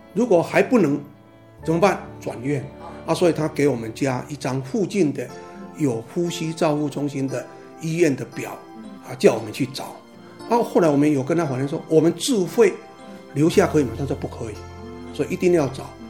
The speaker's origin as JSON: {"language": "Chinese", "country": "Taiwan", "said": "我们台湾话有一句话这样讲"}